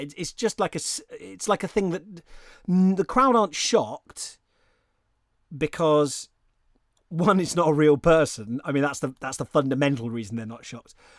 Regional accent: United Kingdom; I'm a British person

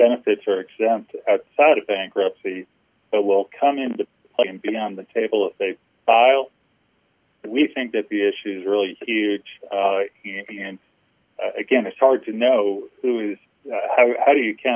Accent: Alabama, United States; my home state of Alabama

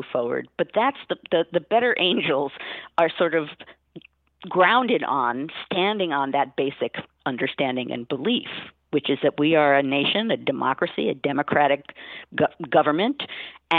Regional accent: United States; as a historian and as an American

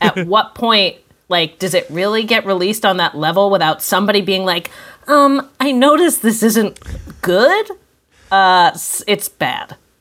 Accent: Vermont, United States; now in Boston, United States; I'm from Vermont

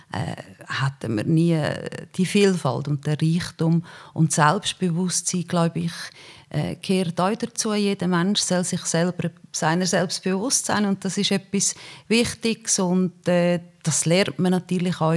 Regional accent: Uri, Switzerland; Der Kanton Uri ist meine Heimat, der kann mich nicht enttäuschen.

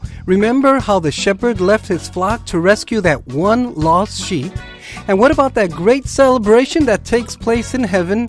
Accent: Minnesota, United States; I'm from Minnesota

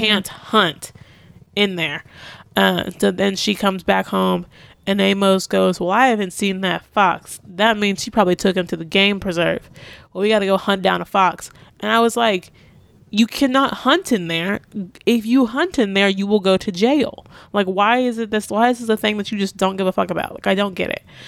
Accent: Texas, United States; I'm from the South, I'm from Texas

